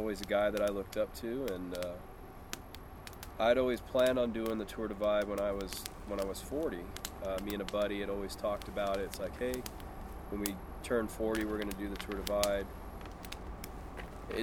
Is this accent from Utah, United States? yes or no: yes; Utah, United States; moved away as an adult; now in Oklahoma, United States; I'm from Utah originally, pretty much raised there my whole life, and then I moved to Oklahoma in 2006.